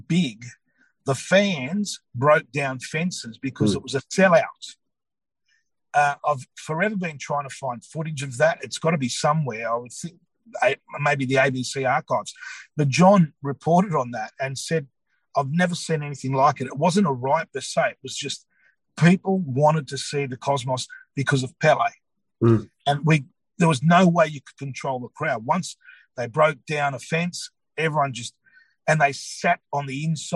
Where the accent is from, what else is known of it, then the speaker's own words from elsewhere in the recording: Australia; we are Australian. We're born here, but we're proud of whether we're Greek, Croatian, Serb, Italian, whatever it is